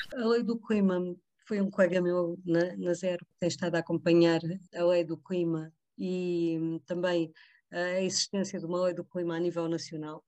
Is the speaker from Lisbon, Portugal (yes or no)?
yes; Vila Franca de Xira, Lisbon, Portugal; Eu também sou, sou do Ribatejo também, sou de, de, da zona de Vila Franca de Xira